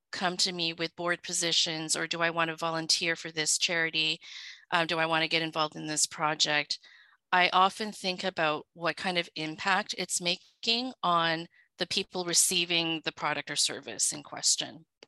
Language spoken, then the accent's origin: English; Vancouver, British Columbia, Canada; English is a second language; also born or lived in Hong Kong; I was originally from Hong Kong. I was born there um, and lived there until my family immigrated. We were sponsored by some relatives, and I so basically was raised in Vancouver